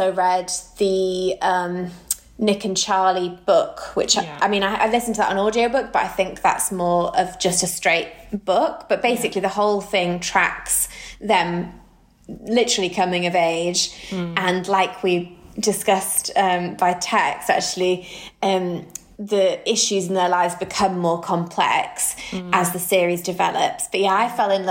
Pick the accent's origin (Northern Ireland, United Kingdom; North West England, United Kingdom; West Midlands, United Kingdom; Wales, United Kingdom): North West England, United Kingdom; Manchester; we are two gals from Manchester